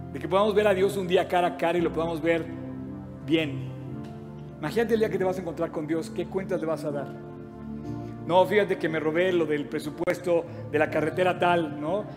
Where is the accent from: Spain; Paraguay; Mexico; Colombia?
Mexico; aquí en México pisando esta nación donde tú permitiste que naciéramos